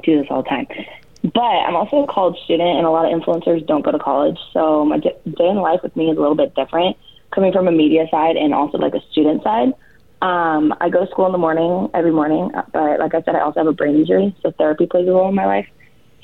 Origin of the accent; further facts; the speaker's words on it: Corona, California, United States; I'm from Corona, California, located just a little bit outside of Los Angeles.